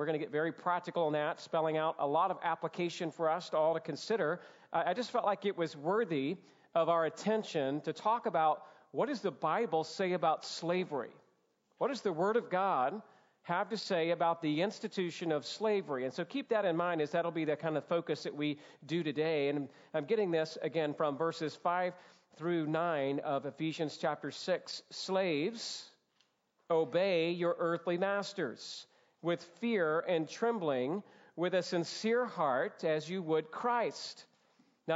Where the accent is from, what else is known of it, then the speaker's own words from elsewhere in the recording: Georgia, United States; as a Southern boy, born and raised in Georgia